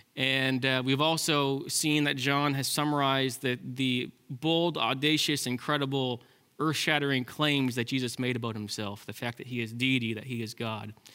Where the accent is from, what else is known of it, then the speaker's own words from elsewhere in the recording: Ontario, Canada; now in British Columbia, Canada; I'm from Ontario